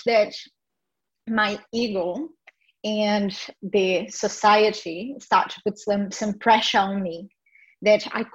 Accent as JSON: {"language": "English", "country": "Brazil", "tie": "born or raised there", "said": "I was born in Brazil"}